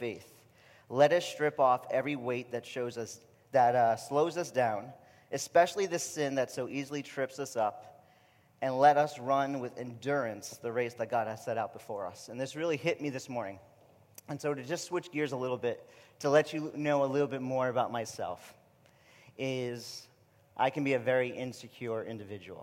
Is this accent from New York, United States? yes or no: yes; New York, United States; accent: New York; moved away as an adult; my New York accent